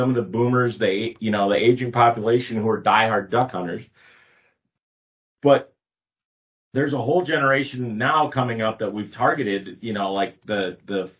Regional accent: Northeast South Dakota, United States; moved away; I grew up in Northeast South Dakota where you could turn around and there's a slough every, you know, 150 yards in some places.

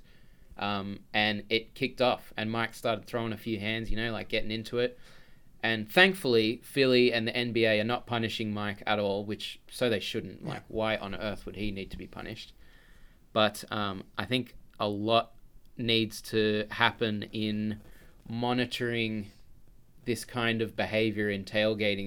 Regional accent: Australia; I'm Australian

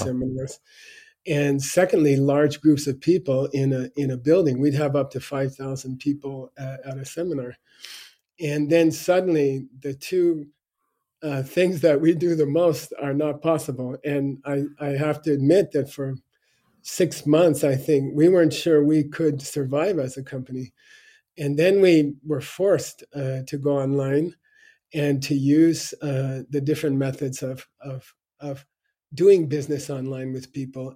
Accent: Arizona, United States; I grew up in Arizona in a you know normal high school

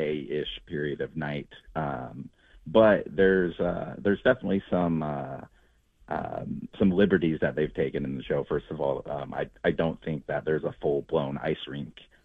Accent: Palmer, Alaska, United States; moved away; I grew up in Palmer, which was an hour north of Anchorage

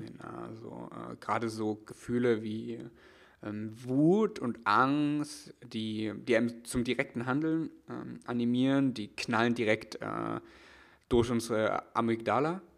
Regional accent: East Germany, Germany; ich komm aus, komm aus der ostdeutschen Provinz

